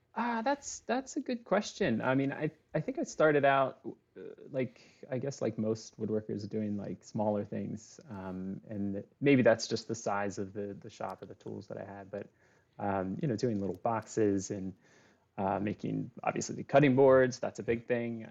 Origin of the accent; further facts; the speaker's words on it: Lancaster, Pennsylvania, United States; moved away as an adult; also born or lived in Annapolis, Maryland / Wilmington, Delaware; I grew up in, uh, in the Northeast, um, so I lived in Annapolis for a while. I lived in, uh, Lancaster, Pennsylvania